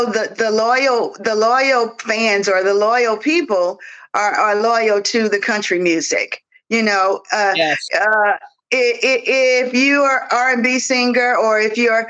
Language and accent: English; Mississippi, United States; I'm from Mississippi